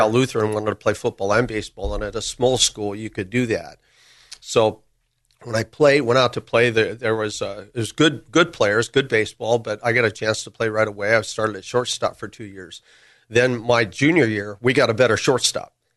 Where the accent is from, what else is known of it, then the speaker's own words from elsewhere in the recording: Burbank, California, United States; I grew up in Burbank.